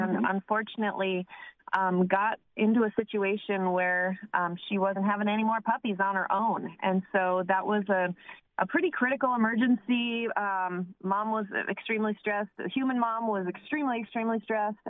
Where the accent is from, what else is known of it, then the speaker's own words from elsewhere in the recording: Westport, New York, United States; now in Nebraska, United States; I grew up in Westport, New York, which is a little, it's like a map dot.